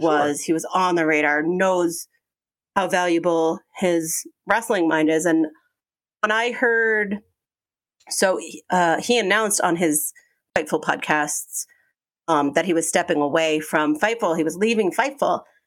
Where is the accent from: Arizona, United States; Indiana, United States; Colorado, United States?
Colorado, United States; Aurora; No, Aurora, Colorado.